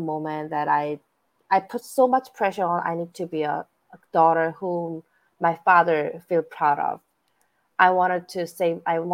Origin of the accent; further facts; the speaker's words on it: South Korea; moved away as an adult; now in United States; I was born and raised in South Korea.